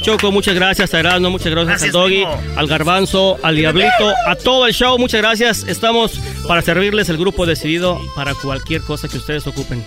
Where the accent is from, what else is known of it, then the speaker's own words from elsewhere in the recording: Yuriria, Guanajuato, Mexico; del mero Yuriria, Guanajuato